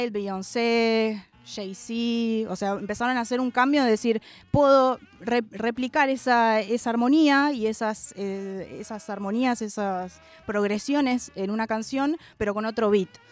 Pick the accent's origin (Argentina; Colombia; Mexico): Argentina; Y yo soy afroargentina